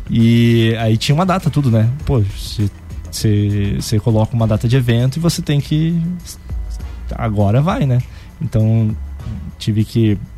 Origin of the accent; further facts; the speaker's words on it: Santa Catarina, Brazil; sou aqui lá de Santa Catarina e tal, interior de Santa Catarina.